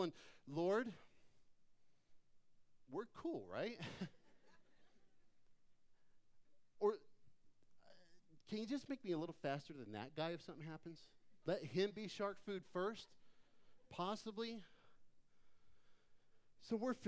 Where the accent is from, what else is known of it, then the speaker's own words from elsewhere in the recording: Phoenix, Arizona, United States; moved away; I grew up in Phoenix